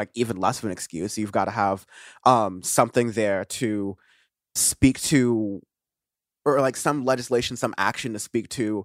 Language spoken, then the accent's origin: English; United States; as an American